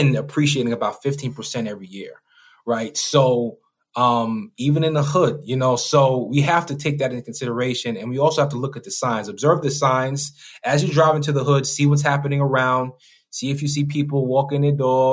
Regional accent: New York, United States; I come from New York, you know, the hood

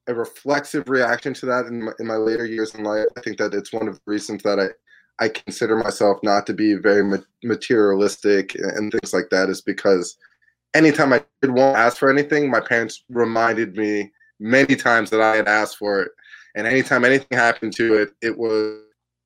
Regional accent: New York City, New York, United States; also born or lived in Boston; I grew up in New York City. I grew up on the Upper West Side mostly

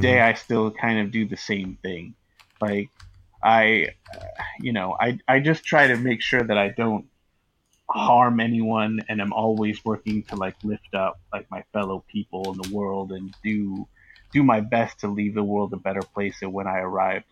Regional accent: Northern California wine country, United States; I grew up in Northern California, about an hour north of uh, San Francisco, um, in a in a, in a like in the wine country

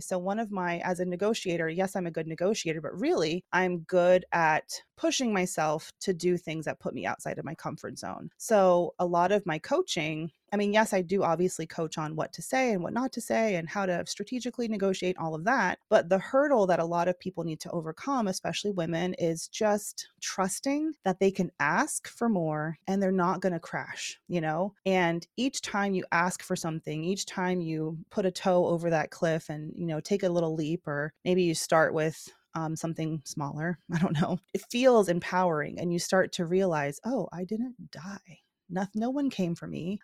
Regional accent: Georgia, United States; moved away; I'm from Georgia originally

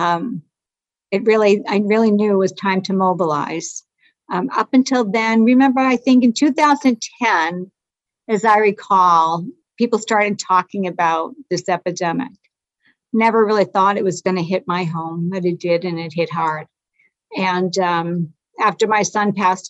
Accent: Lowell, Massachusetts, United States; I'm from Lowell, Mass. It's a rugged town, rugged city

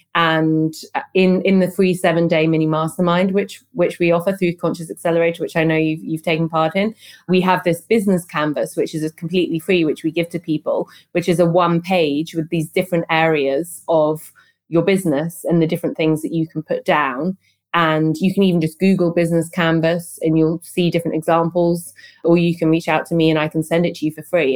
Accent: London, United Kingdom; moved away as an adult; now in Berlin, Germany; I moved from London, where I'm from, to Berlin

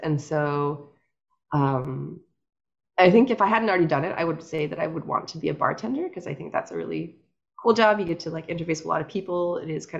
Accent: Ames, Iowa, United States; now in New York, United States; I grew up in Ames, Iowa, which is definitely, I think, what most people in New York would consider the countryside.

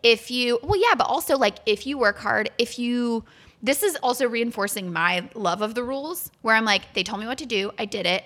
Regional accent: Florida, United States; I grew up in Florida.

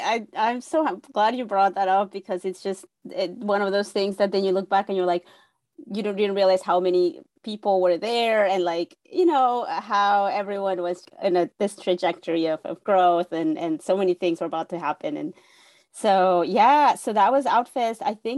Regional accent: Mexico City, Mexico; moved away as an adult; now in United States; I am born and raised in Mexico City. During my first year in journalism school in college in Mexico City

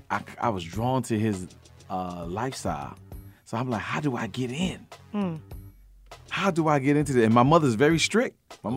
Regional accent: Miami, Florida, United States; I came up in a place they call Uptown Little Haiti. It's like Uptown. I grew up in Uptown. But I went to school in Little Haiti.

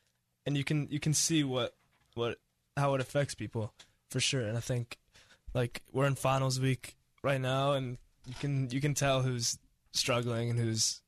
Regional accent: Mercer Island, Washington, United States; growing up on Mercer Island, being around, like, the most competitive sports and the most competitive schooling and the most competitive social scene.

